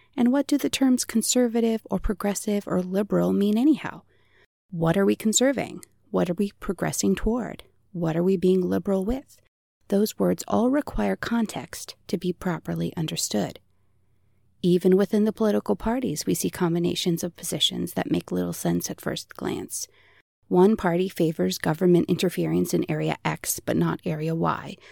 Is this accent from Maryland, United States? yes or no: yes; Maryland, United States; I come from a very Republican, very politically active family in Maryland. My grandfather held public office and my family helped with his campaigns, so I grew up surrounded by the trappings and talk of political life